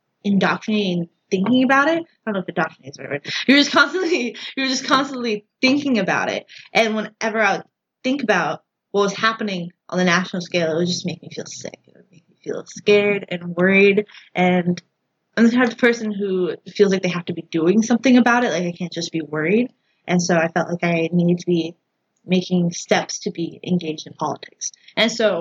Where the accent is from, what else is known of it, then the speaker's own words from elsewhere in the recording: Huntley, Illinois, United States; moved away as an adult; now in Ames, United States; I'm from Huntley, Illinois. It's about an hour northwest of Chicago